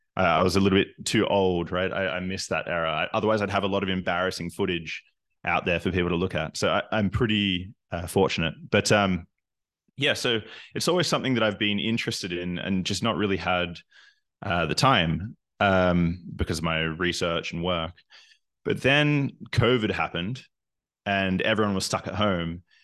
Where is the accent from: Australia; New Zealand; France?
Australia; moved away as an adult; also born or lived in Newcastle, Australia / Canada; now in Berlin, Germany; I'm originally from Australia, but I'm not a very good Australian because I've spent half my life outside of the country